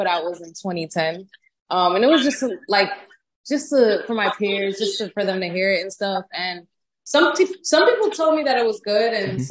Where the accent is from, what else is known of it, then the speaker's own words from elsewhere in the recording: Miami, Florida, United States; now in Atlanta, United States; I'm from Miami